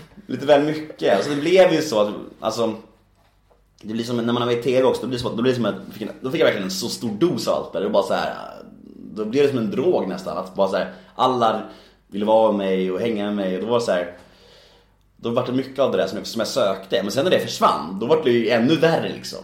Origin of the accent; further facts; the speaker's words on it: Värmdö, Stockholm County, Sweden; Jag växte upp på Värmdö